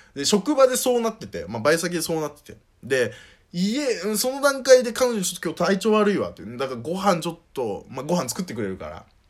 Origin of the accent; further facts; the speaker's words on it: Northern Kanto, Japan; moved away as an adult; also born or lived in Saitama; もともと僕が生まれ育った町の方に戻ってるんですよ。まあもう、どこかっていうと北関東になんですけど